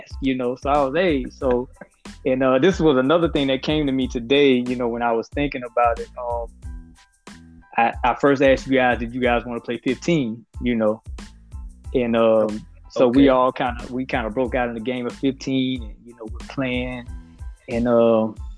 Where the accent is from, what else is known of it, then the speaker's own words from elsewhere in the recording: Pensacola, Florida, United States; I grew up in Pensacola, and from the time I was 7 years old, I knew I was going to go to Woodham High School